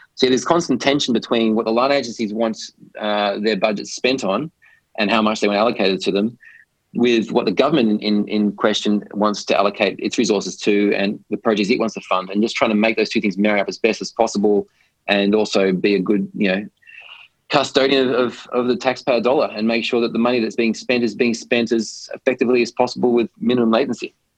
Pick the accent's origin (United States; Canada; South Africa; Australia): Australia; moved away as an adult; also born or lived in London / Hong Kong; I grew up in Australia